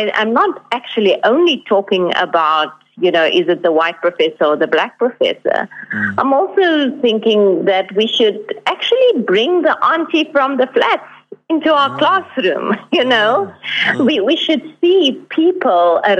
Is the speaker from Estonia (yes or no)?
no; Northern Cape, South Africa; moved away; I'm from the Northern Cape originally